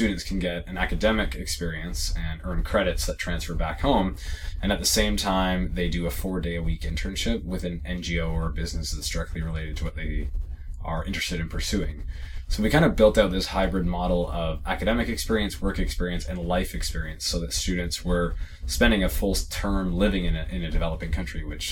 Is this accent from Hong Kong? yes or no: no; Canada; also born or lived in East Africa; I'm Canadian